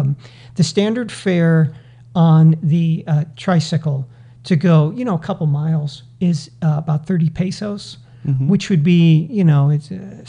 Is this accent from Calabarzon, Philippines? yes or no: no; Manila, Metro Manila, Philippines; You hear a lot of people from the Philippines. I'm from Manila.